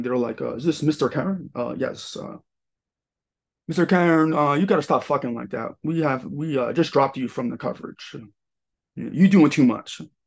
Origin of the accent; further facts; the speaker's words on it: Long Island, New York, United States; also born or lived in Los Angeles; Long Island, right bu-, right by Queens